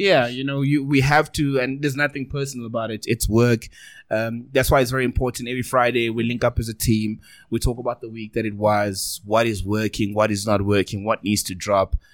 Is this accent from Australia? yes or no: no; South Africa; accent: South African